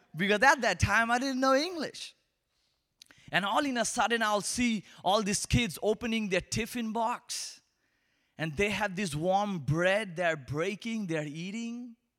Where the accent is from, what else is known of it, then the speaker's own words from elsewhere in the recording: Kolkata, West Bengal, India; accent: Indian; English is a second language; moved away; I'm from Asia, particularly, uh, from India, and I'm from a tiny city called Calcutta